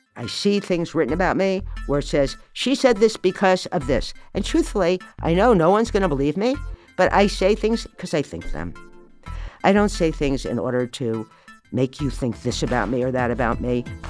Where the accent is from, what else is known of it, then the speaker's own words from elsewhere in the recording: Morristown, New Jersey, United States; I was born in Morristown, New Jersey.